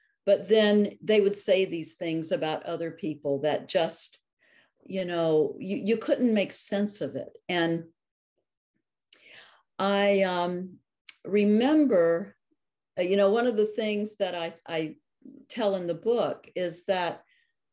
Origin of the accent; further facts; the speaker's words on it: North Carolina, United States; now in Maine, United States; I grew up in North Carolina in the 50s and 60s.